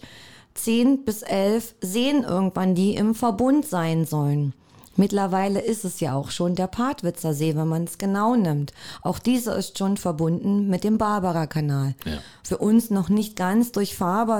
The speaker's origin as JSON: {"language": "German", "town": "Cottbus", "region": "Brandenburg", "country": "Germany", "tie": "born or raised there", "also_born_or_lived": "Werben, Spreewald", "said": "Ich selber bin gebürtige Cottbusserin. Und äh, mein Elternhaus ist in Werben"}